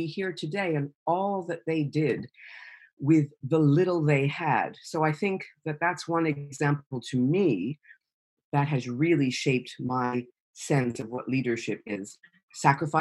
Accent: New York, United States; moved away as an adult; now in United Kingdom; I'm a New Yorker. I'm American. I'm a New Yorker

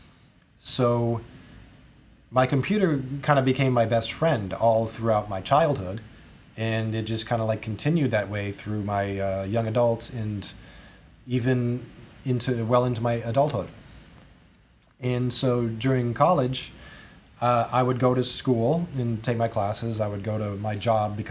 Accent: Jefferson City, Missouri, United States; I started out in one university that was in my hometown, Jefferson City

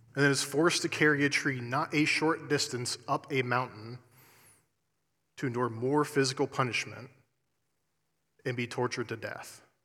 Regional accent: Columbus, Ohio, United States; moved away as an adult; also born or lived in Eastern Kentucky; I'm originally from Columbus, Ohio

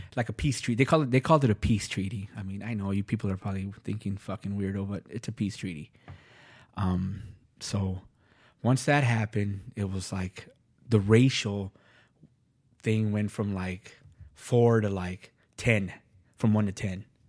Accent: Los Angeles, California, United States; also born or lived in Van Nuys, Los Angeles; now in Minnesota, United States; I grew up in Los Angeles, West L

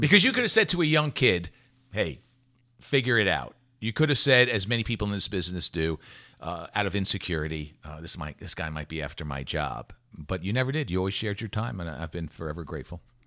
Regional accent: New York City, New York, United States; moved away; also born or lived in New Jersey; growing up in New York City and then moving to New Jersey

